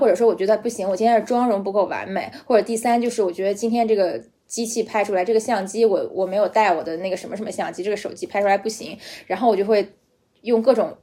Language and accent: Chinese; Beijing, China; accent: Beijing accent (京腔), light; moved away; 因为我是个北京人